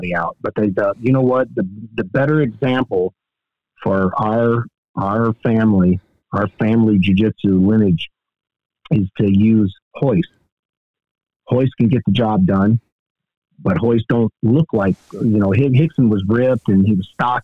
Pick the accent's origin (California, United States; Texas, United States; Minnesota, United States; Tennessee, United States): Tennessee, United States; Dresden; moved away; Dresden, Tennessee, which is my hometown.